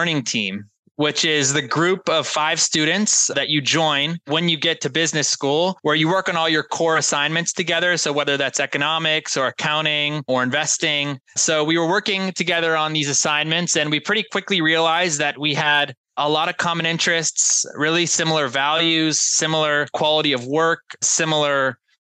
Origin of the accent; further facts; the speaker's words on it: South Florida, United States; I grew up in South Florida.